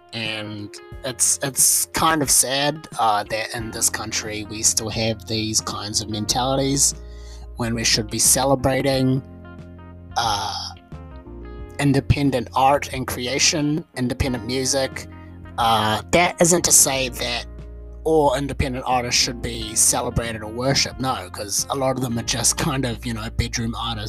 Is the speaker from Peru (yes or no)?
no; New Zealand; In my home country of New Zealand, this is a problem that is routinely faced.